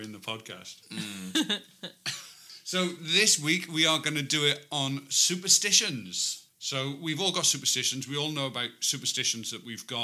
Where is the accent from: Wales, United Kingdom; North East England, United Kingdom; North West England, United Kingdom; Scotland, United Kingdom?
Wales, United Kingdom; the only Welsh person amongst us three